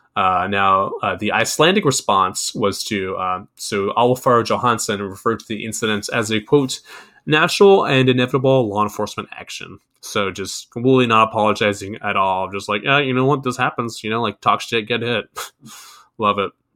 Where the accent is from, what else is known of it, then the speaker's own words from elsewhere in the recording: United States; I'm American. I speak English.